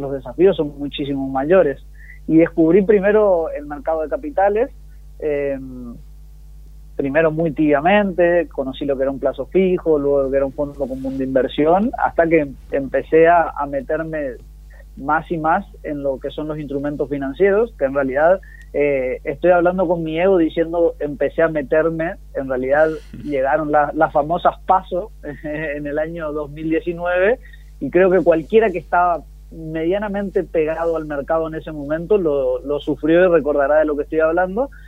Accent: Argentina; vivir en un país como el nuestro

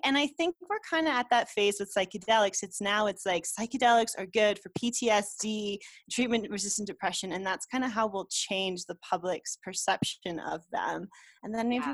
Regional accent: United States; now in Mexico; I'm an American, but I live in Mexico

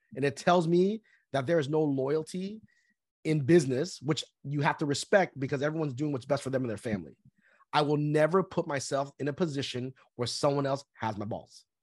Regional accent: Southern California, United States; also born or lived in Vietnam; I was born in Vietnam, uh, after one month of being born, we came from Vietnam to the United States. So pretty much I lived in Southern California my whole life.

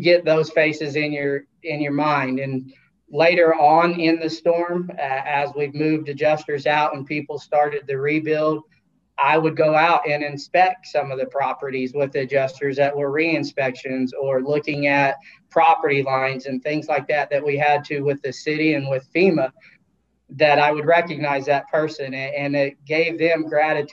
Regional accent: Oklahoma, United States; I grew up in Oklahoma

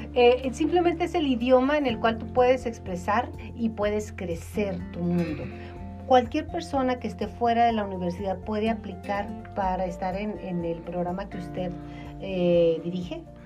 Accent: Mexico; los mexicanos somos como jarritos de Tlaquepaque

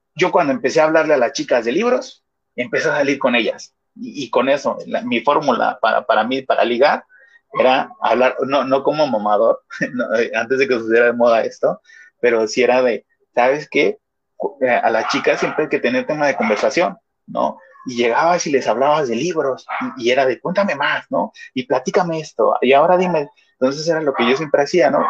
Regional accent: Mexico City, Mexico; yo, de donde vengo o de, donde soy, en Iztapalapa

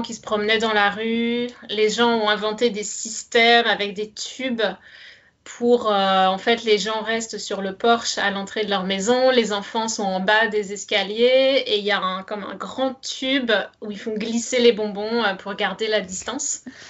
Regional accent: France; moved away; also born or lived in Canada; j'ai grandi en France

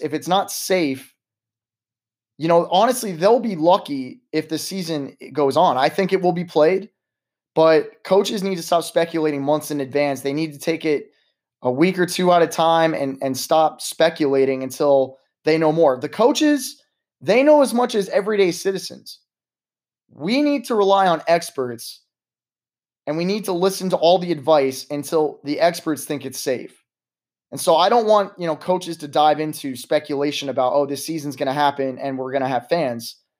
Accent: United States; as an American society

